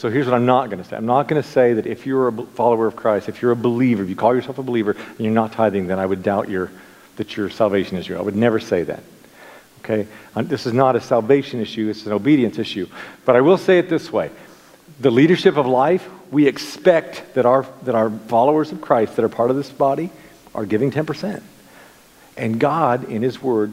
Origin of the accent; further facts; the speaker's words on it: United States; as an American